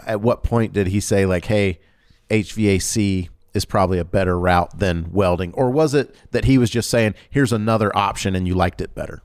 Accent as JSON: {"language": "English", "region": "Georgia", "country": "United States", "tie": "born or raised there", "moved": "yes", "said": "I grew up in Georgia"}